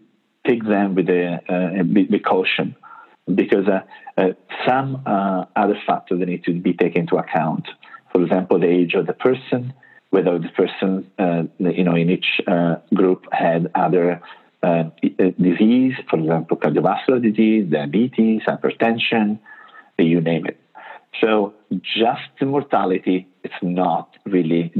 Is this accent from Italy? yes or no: yes; Italy; English is a second language; moved away as an adult; also born or lived in United States; I'm Italian